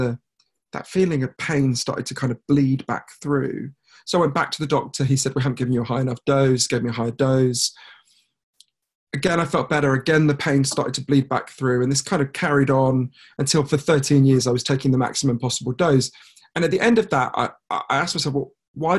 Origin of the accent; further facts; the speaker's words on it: United Kingdom; I'm a British journalist